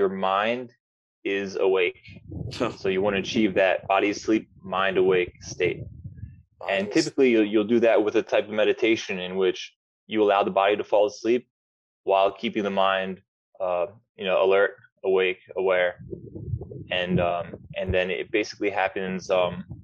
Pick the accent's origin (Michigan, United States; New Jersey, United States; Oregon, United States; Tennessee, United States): New Jersey, United States; Atlantic City; moved away as an adult; now in Brazil; I'm from Atlantic City, New Jersey. I live in Brazil now. I've been living here for about 9 years.